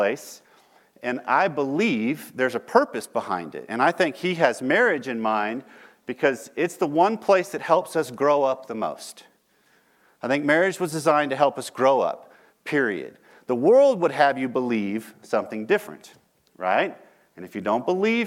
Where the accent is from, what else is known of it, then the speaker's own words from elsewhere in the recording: Texas, United States; I'm from Texas